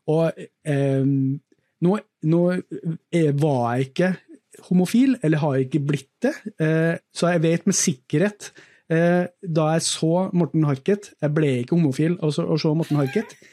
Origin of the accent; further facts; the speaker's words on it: Grong, Trøndelag, Norway; Eh, og glem at jeg er fra Grong akkurat nå. Men jeg vokste opp i Grong. Kommer fra en, en gård